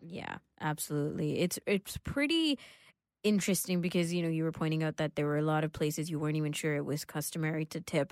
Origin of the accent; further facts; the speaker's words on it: Canada; we're Canadian